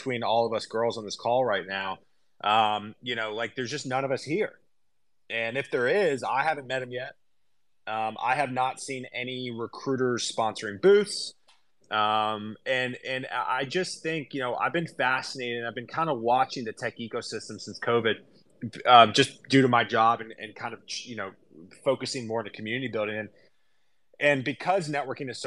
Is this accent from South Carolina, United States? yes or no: yes; Columbia, South Carolina, United States; now in Nashville, United States; I grew up in South Carolina, actually Columbia